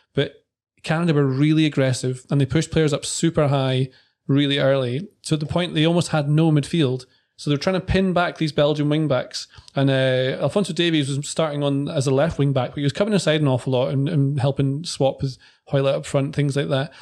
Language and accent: English; Scotland, United Kingdom; when I grew up playing football in Scotland